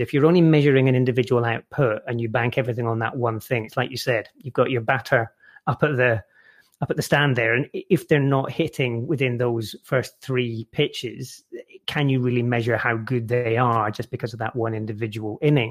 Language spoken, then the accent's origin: English; Scotland, United Kingdom; where I grew up in Scotland